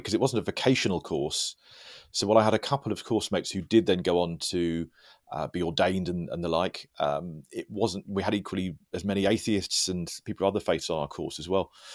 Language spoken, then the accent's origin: English; United Kingdom; I'm British